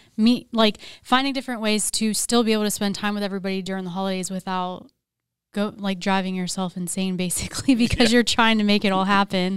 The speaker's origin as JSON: {"language": "English", "region": "Pennsylvania", "country": "United States", "moved": "yes", "said": "I'm also from Pennsylvania"}